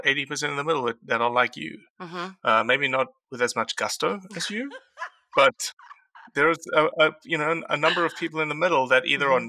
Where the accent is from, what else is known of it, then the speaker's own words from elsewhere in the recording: South Africa; Yeah, I am.